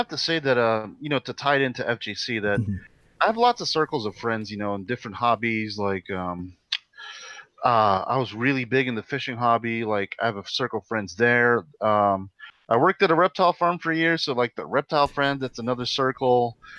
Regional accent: Philippines; because I grew up in the Philippines, like, over there in the culture, it's like, you don't talk about that.

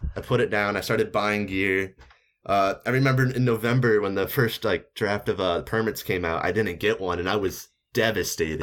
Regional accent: Missouri, United States; I'm from Missouri

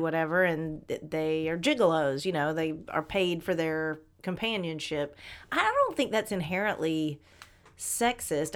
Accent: Atlanta, Georgia, United States; I grew up in Atlanta

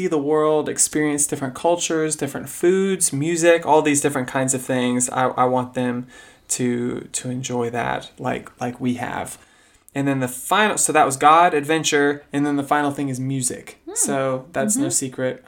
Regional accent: Sugar Land, Texas, United States; we grew up mainly in Sugar Land, which is a gigantic master plan community outside of Houston

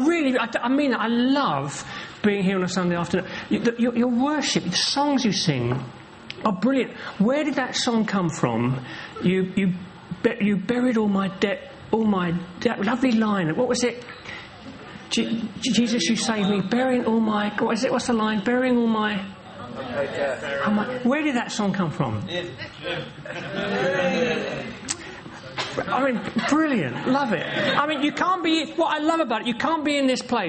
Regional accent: London, United Kingdom; also born or lived in Norwich; now in Norfolk, United Kingdom; I was born here in London. I'm a Londoner. I am from around these parts. I was born in Peckham, just over the way.

